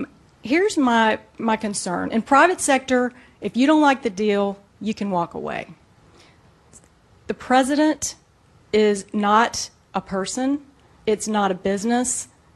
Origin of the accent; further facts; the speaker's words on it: Columbia, South Carolina, United States; I'm from Columbia.